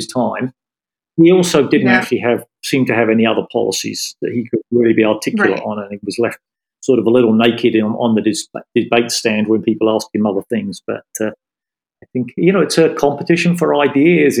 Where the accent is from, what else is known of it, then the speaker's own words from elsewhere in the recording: United Kingdom; moved away as an adult; now in New York, United States; I'm still a British citizen